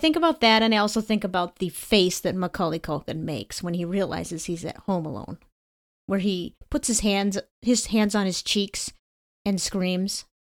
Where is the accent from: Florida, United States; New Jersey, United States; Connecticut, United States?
Connecticut, United States; my home state